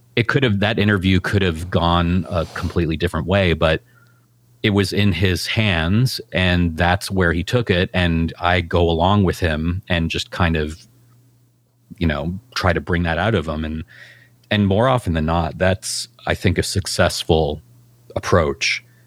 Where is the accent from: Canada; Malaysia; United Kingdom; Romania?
Canada; us being Canadian